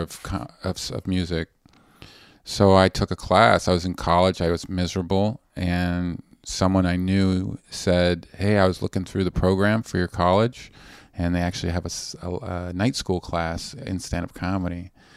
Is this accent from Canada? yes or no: yes; Vancouver, British Columbia, Canada; moved away; I'm from Vancouver on, on the West Coast